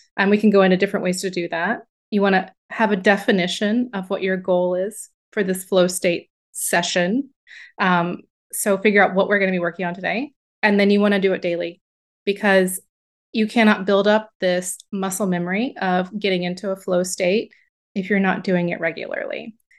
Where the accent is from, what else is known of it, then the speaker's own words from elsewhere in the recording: the South of the United States, United States; moved away as an adult; also born or lived in upstate New York; I grew up in the South of the United States